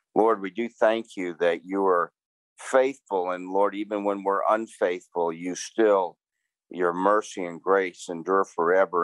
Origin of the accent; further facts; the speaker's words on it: New York, United States; moved away; I'm originally from New York